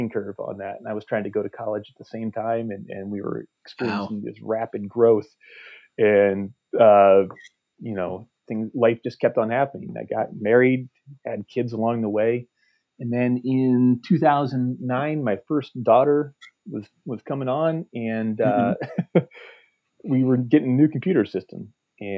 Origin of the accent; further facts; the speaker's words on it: near Orrville, Ohio, United States; that's only 3 miles from my hometown there